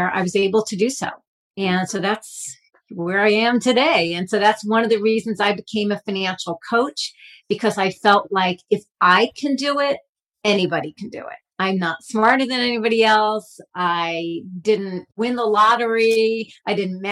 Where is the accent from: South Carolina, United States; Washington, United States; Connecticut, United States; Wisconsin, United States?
Connecticut, United States; Stamford; I grew up in Stamford, Connecticut, which is a very wealthy community